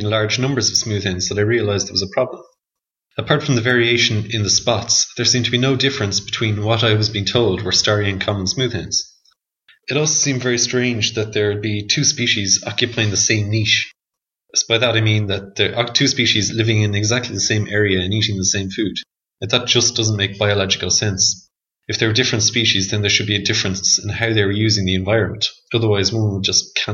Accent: Dublin, Leinster, Ireland; I'm originally from Dublin

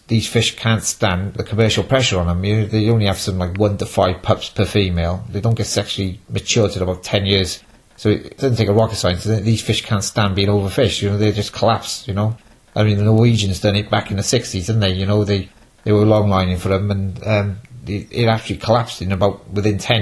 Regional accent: Cardiff, Wales, United Kingdom; also born or lived in Milford Haven; I'm from Cardiff

